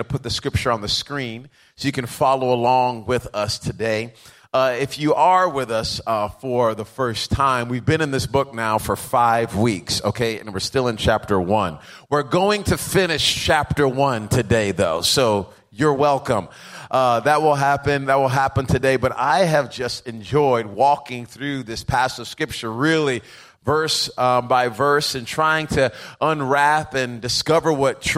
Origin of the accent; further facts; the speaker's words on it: Rhode Island, United States; I grew up in Rhode Island